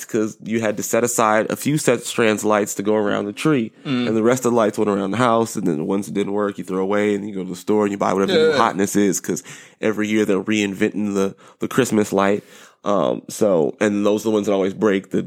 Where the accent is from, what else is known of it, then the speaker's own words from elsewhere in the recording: Southern California, United States; I grew up in Southern California.